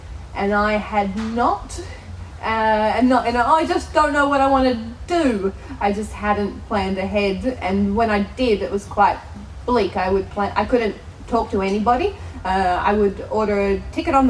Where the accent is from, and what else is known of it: Australia; accent: Australian